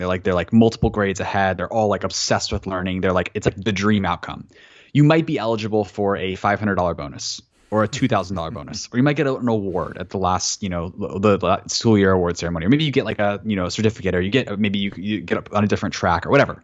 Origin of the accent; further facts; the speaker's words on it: Florida, United States; also born or lived in Atlanta, Georgia; when I was really young, we moved from Atlanta, where my mom was a public school teacher, to Florida